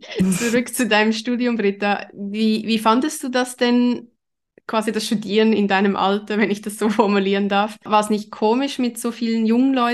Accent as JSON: {"language": "German", "region": "Zurich", "country": "Switzerland", "tie": "born or raised there", "said": "ich bin in Zürich aufgewachsen, habe dort auch Kunstgeschichte studiert, aber nur im Nebenfach."}